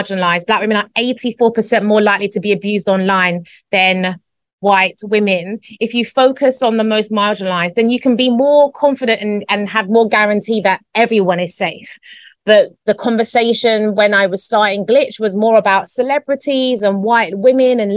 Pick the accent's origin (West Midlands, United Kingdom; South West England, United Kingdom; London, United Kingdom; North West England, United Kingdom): London, United Kingdom; moved away as an adult; now in Spain; Grew up in a small area called Newham in East London in the UK